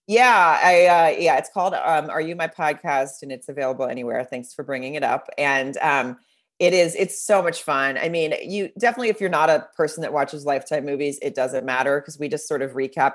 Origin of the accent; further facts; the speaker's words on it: Fayetteville, Arkansas, United States; moved away; I grew up in Arkansas